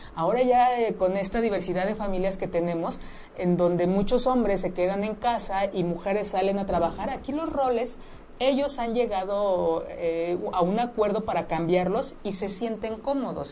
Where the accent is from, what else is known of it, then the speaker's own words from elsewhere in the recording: Mexico; eso es parte de nuestra cultura como mexicanos, como mexicanas